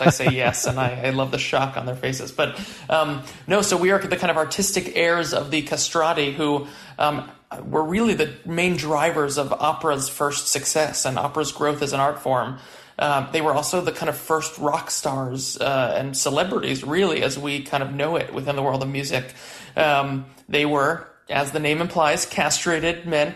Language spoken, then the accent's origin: English; New York City, New York, United States; moved away as an adult; now in San Francisco Bay Area, United States; I grew up in Prospect Heights in Brooklyn